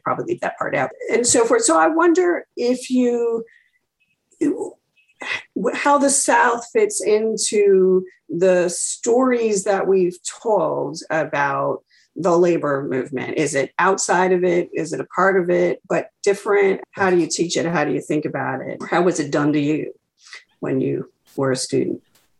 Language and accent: English; Canada; moved away; I was raised in Canada, so I didn't study U.S. history when I was a kid at all.